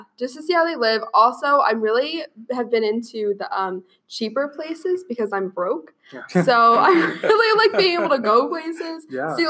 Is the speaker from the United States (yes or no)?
yes; New Jersey, United States; now in Pennsylvania, United States; I'm from New Jersey. I've never seen an Amish person before I moved up here